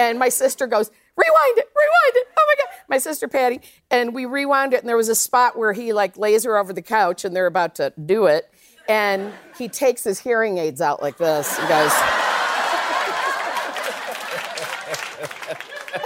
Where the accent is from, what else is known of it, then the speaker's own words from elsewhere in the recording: Midwest, United States; I grew up in the Midwest